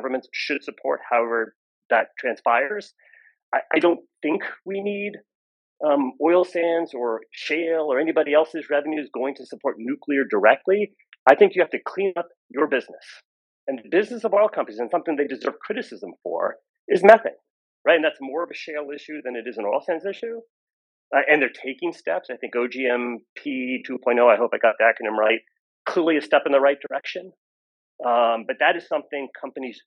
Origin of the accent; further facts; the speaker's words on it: United States; I'm American